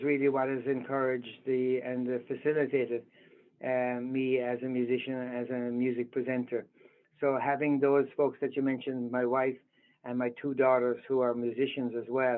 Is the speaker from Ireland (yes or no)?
yes; Ireland; moved away as an adult; now in United States; growing up in Ireland